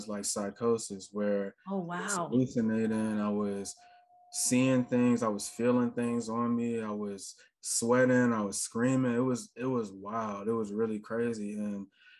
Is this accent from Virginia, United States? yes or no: yes; Richmond, Virginia, United States; now in Atlanta, United States; I'm currently in Atlanta, Georgia. I've been there for the last like 11 years or so. So this is like definitely home at this point, but I'm originally from Richmond, Virginia